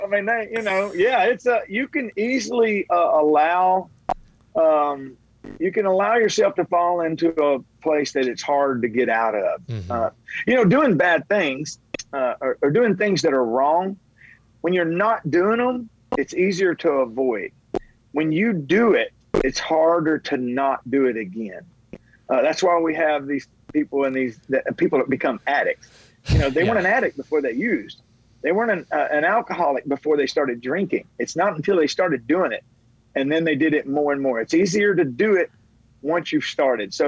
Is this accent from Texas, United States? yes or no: no; Tennessee, United States; I was born in Tennessee